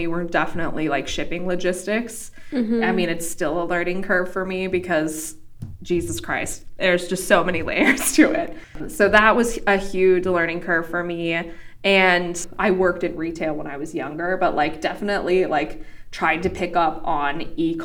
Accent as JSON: {"language": "English", "region": "Wyoming", "country": "United States", "said": "I'm from Wyoming. And I went to the University of Wyoming"}